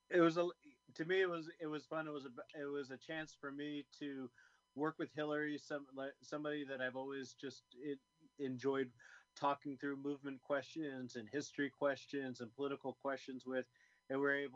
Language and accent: English; Oakland, California, United States; I was born in Oakland, California.